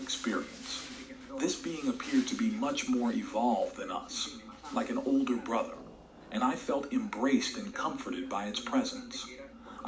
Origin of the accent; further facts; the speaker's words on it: Vigo, Galicia, Spain; moved away; also born or lived in Las Palmas de Gran Canaria, Canary Islands; I used to live in Canary Islands and work there because I am from Vigo. I'm Galician.